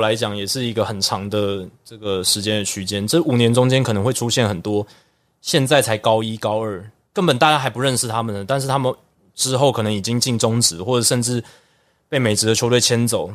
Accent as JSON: {"language": "Chinese", "country": "Taiwan", "tie": "born or raised there", "said": "主要英文都是在台湾学，然后也是台湾土生土长"}